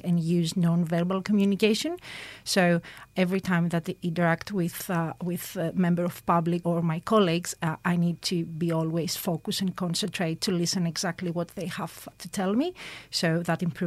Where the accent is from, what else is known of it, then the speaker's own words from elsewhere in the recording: Greece; moved away as an adult; now in Australia; I'm from Greece, and I've been in Australia since 2013